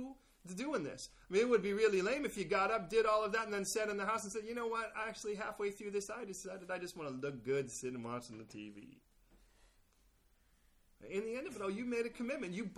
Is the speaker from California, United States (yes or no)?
yes; California, United States; I'm from California.